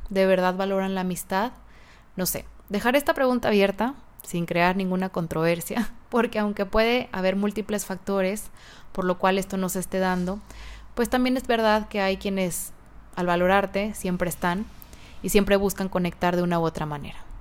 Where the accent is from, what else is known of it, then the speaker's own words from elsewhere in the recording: Mexico; en mi país, México